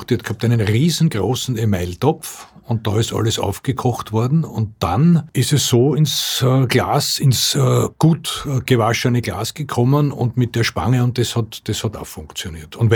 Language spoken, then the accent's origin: German; Austria; In Deutschland sagt man einwecken. Bei uns in Österreich sagt man nicht einrechsen